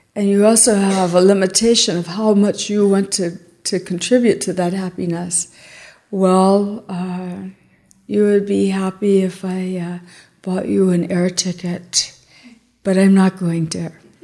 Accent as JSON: {"language": "English", "region": "Texas", "country": "United States", "said": "I'm from Texas"}